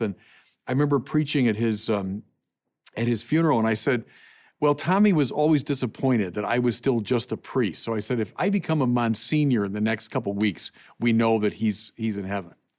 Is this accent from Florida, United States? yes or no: no; Chicago, Illinois, United States; going to, uh, Angel Guardian Orphanage, Chicagoans know what I'm talking about